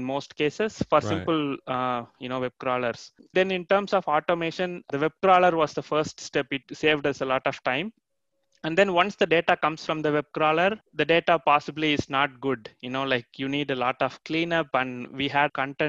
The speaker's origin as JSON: {"language": "English", "country": "India", "moved": "yes", "lives_now": "Canada", "said": "I'm actually from India originally, and then I moved to Canada"}